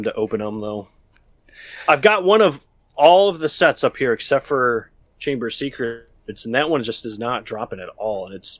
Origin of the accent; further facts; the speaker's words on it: Canada; Canada, eh?